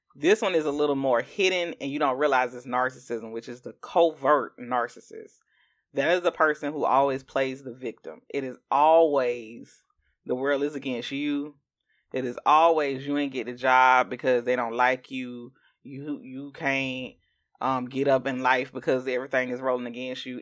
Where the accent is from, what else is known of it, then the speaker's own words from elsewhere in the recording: Augusta, Georgia, United States; I'm from Augusta, Georgia